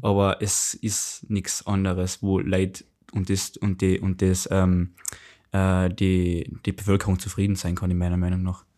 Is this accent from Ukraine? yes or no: no; Austria; bei uns in Österreich